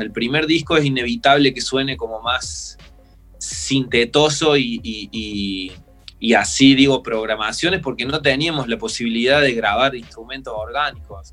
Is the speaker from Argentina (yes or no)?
yes; Río Tercero, Córdoba, Argentina; now in Córdoba, Argentina; Nosotros somos de Río Tercero, no de Córdoba Capital.